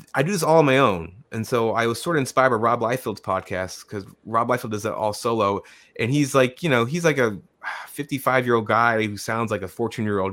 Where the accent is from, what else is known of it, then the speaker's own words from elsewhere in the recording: Tucson, Arizona, United States; now in Massachusetts, United States; I grew up in Tucson, Arizona